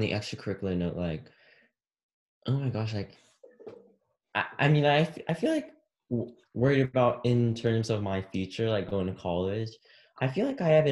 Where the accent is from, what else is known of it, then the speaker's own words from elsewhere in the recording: Texas, United States; we're from Texas